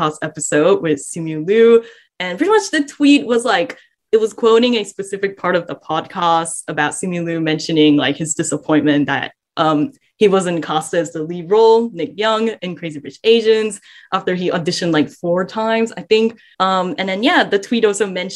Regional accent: Malaysia; As resident Malaysian

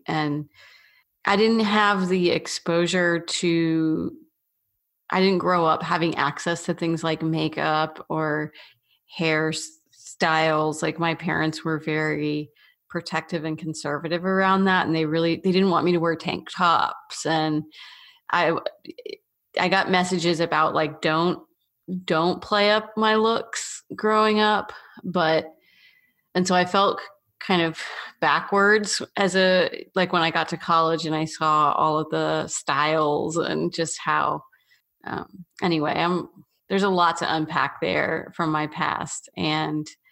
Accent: the South, United States; I was always from the South

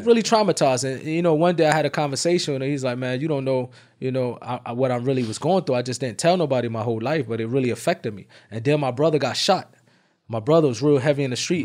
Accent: Irvington, New Jersey, United States; I'm from Irvington, New Jersey.

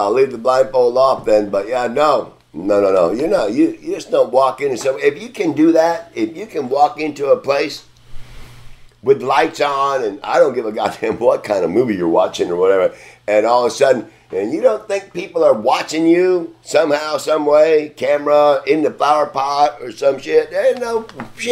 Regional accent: Texas, United States; also born or lived in Connecticut; I'm from Texas. I was born in Connecticut, but yes, I was raised in Texas

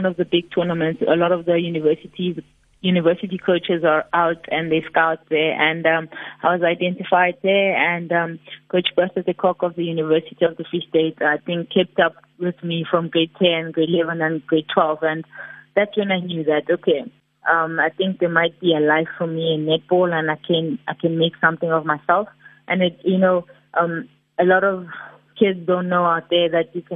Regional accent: Pietersfontein, Mpumalanga, South Africa; moved away; also born or lived in Middelburg / Free State; So I'm originally from Pietersfontein. I grew up in Pietersfontein in Mpumalanga

